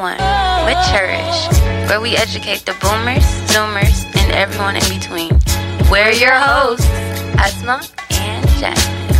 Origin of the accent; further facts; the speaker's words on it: United States; I am an African-American woman